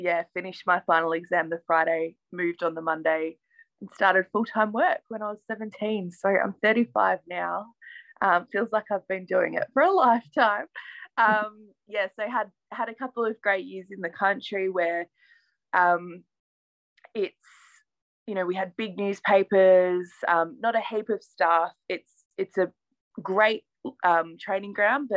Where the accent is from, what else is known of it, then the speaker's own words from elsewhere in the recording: Ballarat, Victoria, Australia; I'm from Ballarat in regional Victoria, and there are a couple of Opals that were from there too when I was growing up